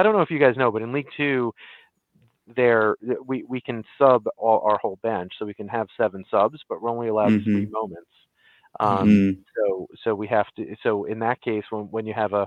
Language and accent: English; Long Island, New York, United States; now in Central New Jersey, United States; I grew up on Long Island